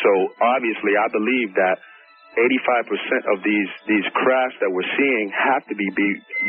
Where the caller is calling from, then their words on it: Macon, Georgia, United States; I am calling from Macon, Georgia.